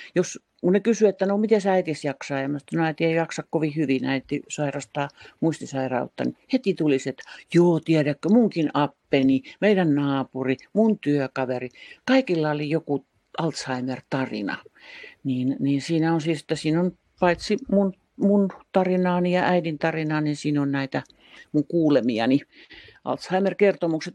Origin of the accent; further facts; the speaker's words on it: Tampere, Pirkanmaa, Finland; also born or lived in Helsinki; Muutin Helsingistä takaisin Tampereelle. Tämä on mun kotikaupunkini ja mä olin 12 vuotta välillä Helsingissä töissä